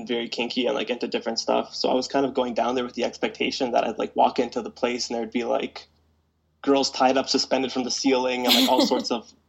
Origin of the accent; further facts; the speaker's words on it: Canada; As Canadian